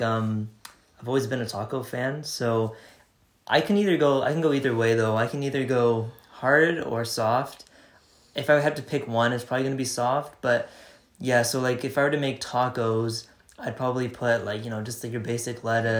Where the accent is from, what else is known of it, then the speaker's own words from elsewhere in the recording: Canada; we're two siblings from Canada